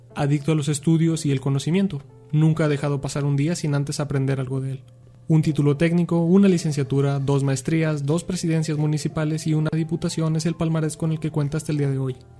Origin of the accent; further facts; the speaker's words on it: Teocaltiche, Jalisco, Mexico; somos tocaltichantes